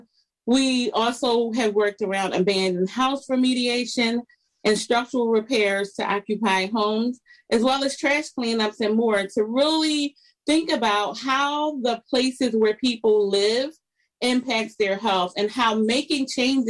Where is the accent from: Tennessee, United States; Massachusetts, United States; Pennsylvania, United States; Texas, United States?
Pennsylvania, United States; Philadelphia; I grew up in Philadelphia. I still live in Philadelphia.